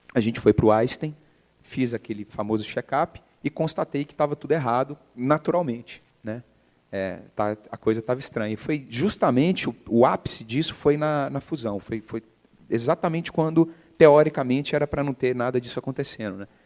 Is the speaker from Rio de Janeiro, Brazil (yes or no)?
no; Belo Horizonte, Minas Gerais, Brazil; also born or lived in England; eu nasci em BH, é, formei em publicidade e propaganda lá, por incrível que pareça, PUC-MG